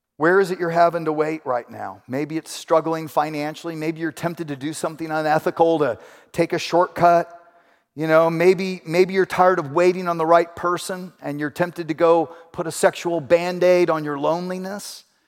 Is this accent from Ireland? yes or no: no; Houston, Texas, United States; moved away as an adult; also born or lived in Ventura, California; I grew up in Houston.